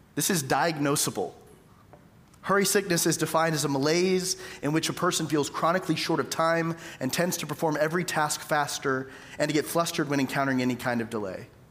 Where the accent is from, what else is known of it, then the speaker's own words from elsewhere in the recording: Tyler, Texas, United States; moved away as an adult; also born or lived in Jackson; East Texas, where I'm from. I'm from Tyler